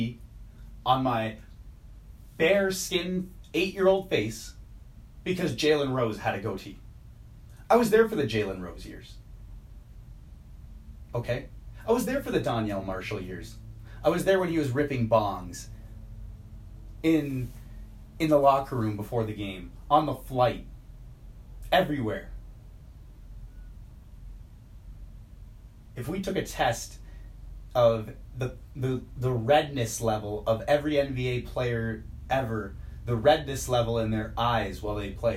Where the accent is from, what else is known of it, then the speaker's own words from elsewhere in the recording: Canada; growing up in Canada